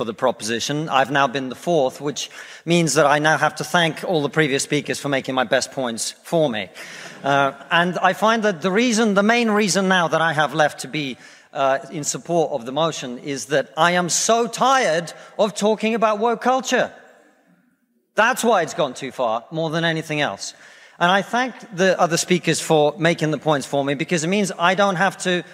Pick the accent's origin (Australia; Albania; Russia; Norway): Russia; now in United Kingdom; I come from Russia, which is not a poor country.